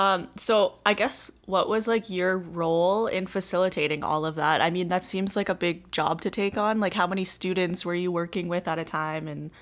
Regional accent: Saskatoon, Saskatchewan, Canada; I'll be hosting this episode of the Rising Youth Podcast. I'm from Treaty 6 Territory in Saskatoon, Saskatchewan. I am a Woodland Cree woman and an educator.

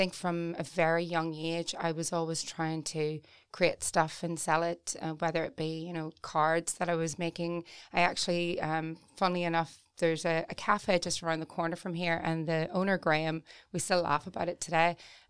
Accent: Newry, Northern Ireland, United Kingdom; I felt like Newry was, sounds terrible, but suffocating

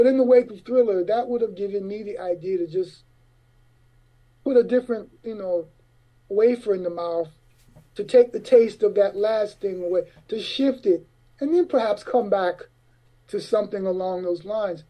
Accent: Florida, United States; moved away; also born or lived in Harlem, New York / East Orange, New Jersey / England / Europe; growing up in Florida

